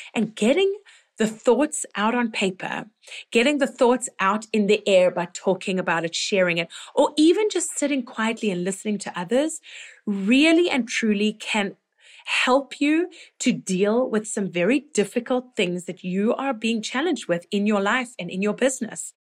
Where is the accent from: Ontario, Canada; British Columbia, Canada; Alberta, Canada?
Ontario, Canada; Toronto; here in my hometown